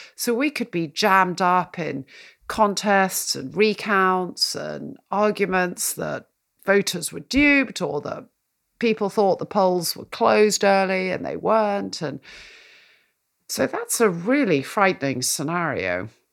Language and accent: English; United Kingdom; I'm a Brit